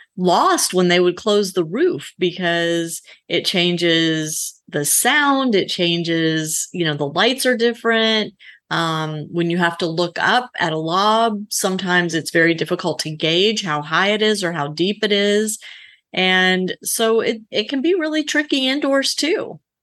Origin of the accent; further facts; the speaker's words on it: Louisiana, United States; I grew up in Louisiana